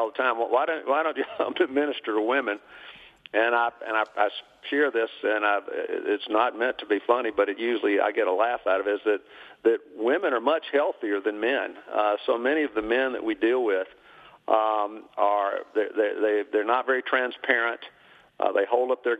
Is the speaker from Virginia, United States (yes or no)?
no; Birmingham, Alabama, United States; also born or lived in Tennessee; I was born and raised here in Birmingham.